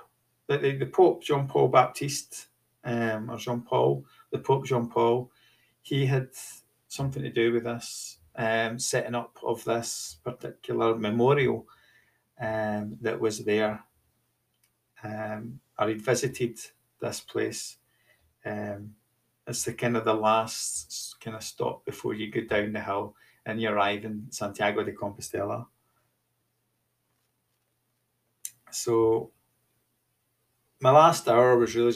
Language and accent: English; Scotland, United Kingdom; I was from Scotland